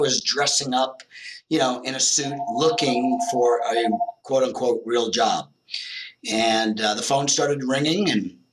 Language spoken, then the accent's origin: English; New Jersey, United States; moved away as an adult; also born or lived in Las Vegas / Arizona; I moved from New Jersey, born and raised, to Las Vegas